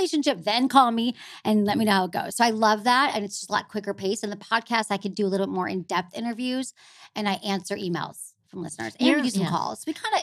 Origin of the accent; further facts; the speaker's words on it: Farmington Hills, Michigan, United States; I grew up in Farmington Hills, but I went to Michigan.